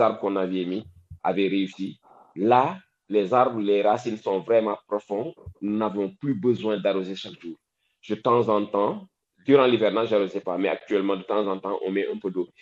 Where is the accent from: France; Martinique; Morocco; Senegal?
Senegal; Dakar; Moi, là où j'ai grandi, sérieusement, à Wakam